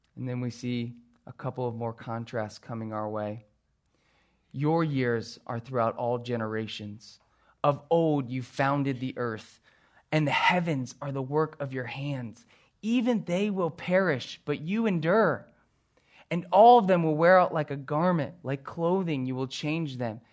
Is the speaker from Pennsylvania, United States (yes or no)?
yes; Philadelphia, Pennsylvania, United States; growing up on the East Coast and in the Philadelphia area